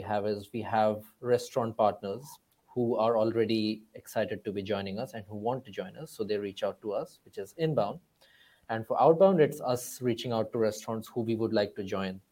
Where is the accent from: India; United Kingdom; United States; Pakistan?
India; moved away as an adult; also born or lived in Cambridge; I come from India